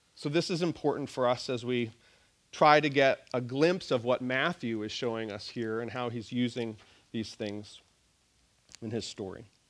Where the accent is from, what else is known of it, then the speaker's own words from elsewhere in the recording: Nova Scotia, Canada; moved away; I grew up in Nova Scotia